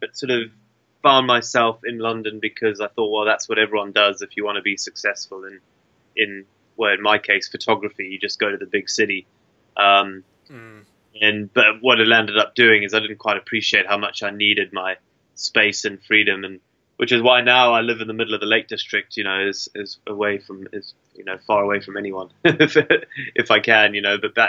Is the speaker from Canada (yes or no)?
no; Zimbabwe; Yeah, I guess growing up as a sort of colonial African, you kind of have an inbuilt need to explore because your forefathers did it from England and all that sort of thing, and in my case England and Ireland.